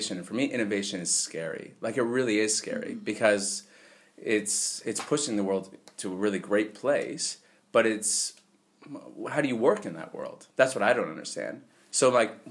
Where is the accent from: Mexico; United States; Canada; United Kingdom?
Canada; moved away as an adult; I'm from Canada